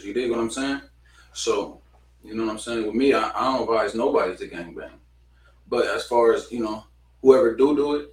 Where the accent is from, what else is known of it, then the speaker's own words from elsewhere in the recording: Ontario, California, United States; I was born in Ontario, California.